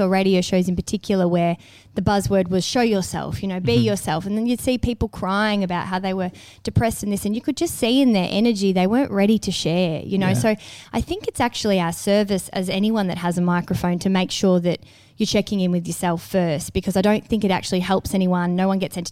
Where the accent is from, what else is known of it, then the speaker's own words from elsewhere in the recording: Melbourne, Victoria, Australia; moved away; Melbourne back as my hometown